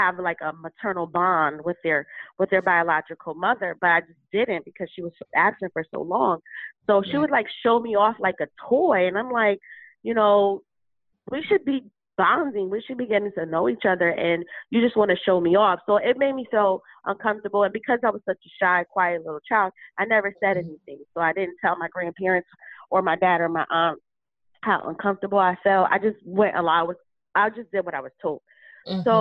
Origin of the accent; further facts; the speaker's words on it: Bridgeport, Connecticut, United States; I'm from Bridgeport, Connecticut